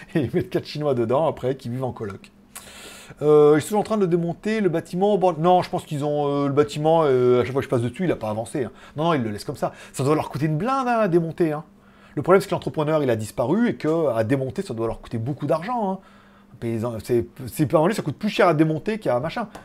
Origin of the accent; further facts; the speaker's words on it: France; now in China; je viens de France